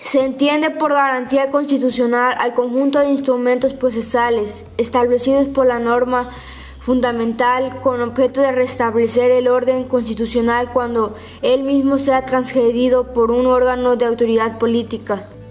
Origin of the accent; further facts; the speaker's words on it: Mexico; Como mexicanos estamos obligados a conocer las garantías individuales